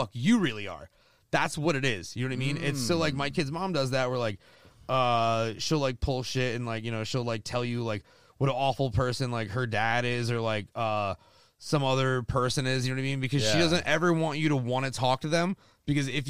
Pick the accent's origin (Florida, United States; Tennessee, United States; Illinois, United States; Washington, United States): Florida, United States; Seminole; I'm from Seminole